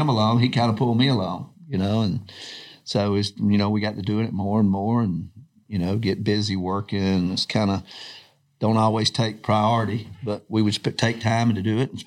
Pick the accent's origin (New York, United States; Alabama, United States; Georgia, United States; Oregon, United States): Georgia, United States; growing up in Georgia, had two older brothers